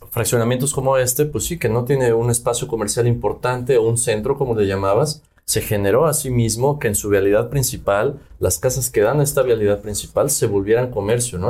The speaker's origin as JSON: {"language": "Spanish", "country": "Mexico", "lives_now": "Yucatán, Mexico", "said": "como latinos, como mexicanos y como habitantes en Yucatán"}